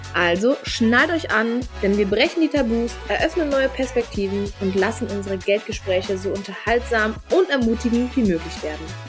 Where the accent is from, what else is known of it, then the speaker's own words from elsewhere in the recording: Hamburg, Germany; Ich habe einen Mann, wir kommen aus Hamburg